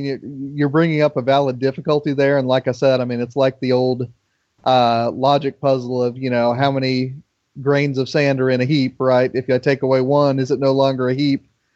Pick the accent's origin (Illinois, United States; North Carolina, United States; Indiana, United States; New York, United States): Indiana, United States; Indianapolis; growing up in Indianapolis